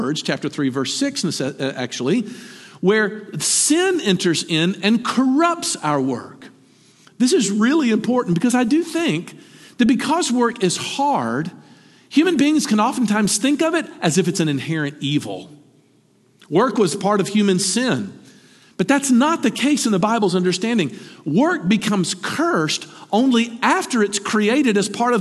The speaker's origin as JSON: {"language": "English", "region": "the South", "country": "United States", "tie": "born or raised there", "said": "we grew up in the South, or what Flannery O'Connor called the Christ-haunted South"}